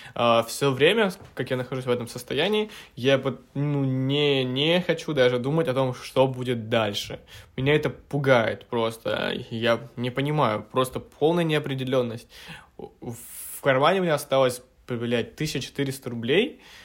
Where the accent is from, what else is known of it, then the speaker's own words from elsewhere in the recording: Petropavlovka, Krasnoyarsk Krai, Russia; now in Moscow, Russia; на родину, к себе в Красноярск, а, в Петропавловку, в свою родную деревню